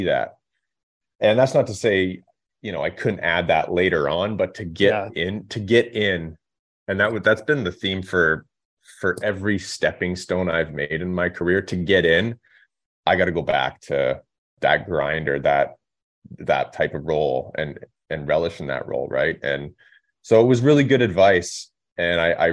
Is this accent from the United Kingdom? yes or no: no; Revelstoke, British Columbia, Canada; Revelstoke, my hometown. So you grow up watching the team as a young kid, going to the games